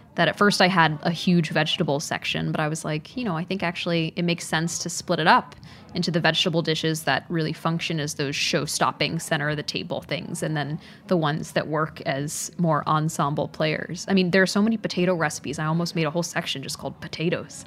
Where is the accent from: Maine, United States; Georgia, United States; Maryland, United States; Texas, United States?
Texas, United States; Dallas; growing up in Dallas, there are all these amazing immigrant communities